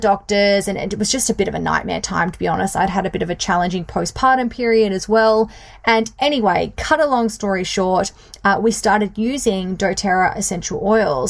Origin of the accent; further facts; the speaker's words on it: Bunbury, Western Australia, Australia; also born or lived in Perth; I was born and grew up in a country town, which is not really country anymore, but in a town that is a couple of hours south of Perth in Bunbury, Western Australia